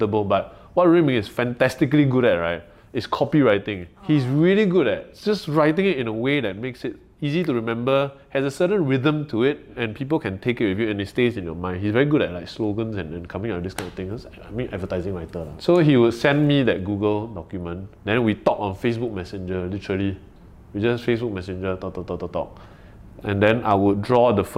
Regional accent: Malaysia; now in Singapore; I'm a foreigner, right? I'm a Malaysian, but I'm a PR here.

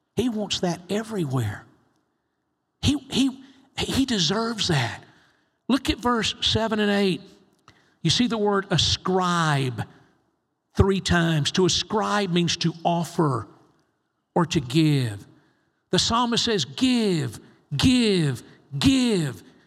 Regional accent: United States; I'm from the States

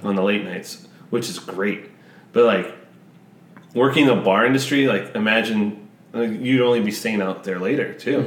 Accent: Missouri, United States; now in Los Angeles, United States; my hometown in Missouri

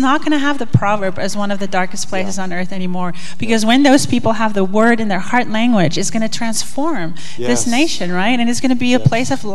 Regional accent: South Africa; moved away as an adult; I grew up in South Africa

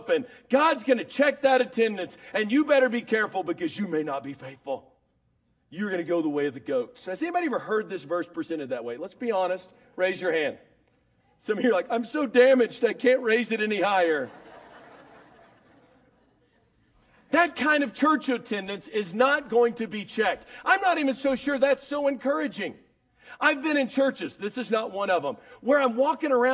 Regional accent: Dallas, Texas, United States; I'm from Dallas

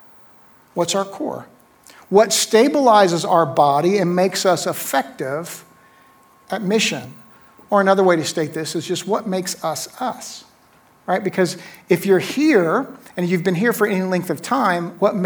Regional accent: Neptune, New Jersey, United States; moved away as an adult; also born or lived in Atlanta, Georgia; I was born in 1964 in Neptune, New Jersey

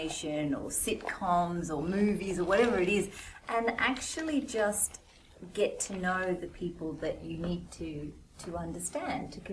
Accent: Australia; moved away as an adult; also born or lived in India; now in Hong Kong; I was born in India but raised in Australia and now living in Hong Kong.

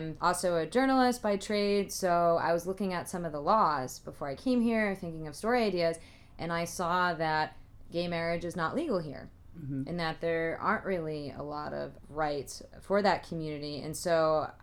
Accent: the Northeast, Massachusetts, United States; moved away; I'm from the Northeast. We were in Massachusetts

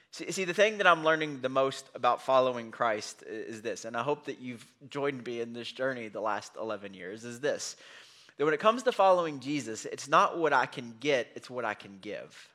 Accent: United States; we're from Bullock County

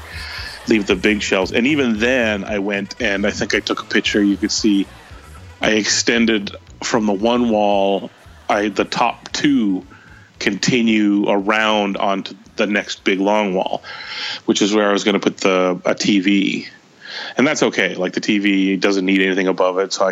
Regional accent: Canada; I am the Canadian Bob Vila

